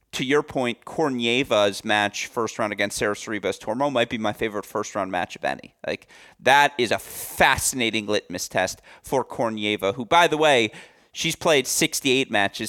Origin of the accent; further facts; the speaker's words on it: Michigan, United States; my home state of Michigan